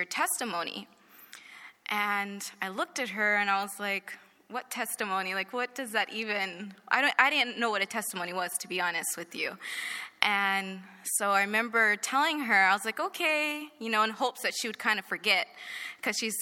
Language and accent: English; Moreno Valley, California, United States; I grew up in Moreno Valley, and I did grow up in a Christian home.